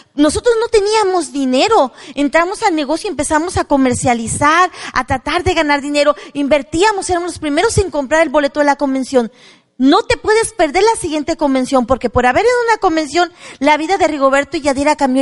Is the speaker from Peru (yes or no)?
no; Mexico; also born or lived in La Despensa de Zaragoza; Soy mexicana orgullosa, vengo de raza indígena maya que hablaba el dialecto mayo